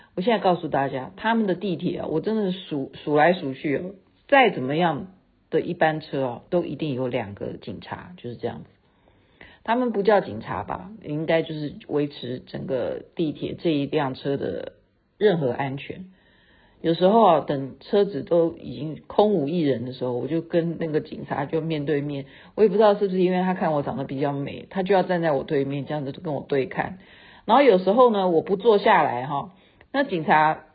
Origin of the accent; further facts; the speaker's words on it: Taiwan; 我们台湾人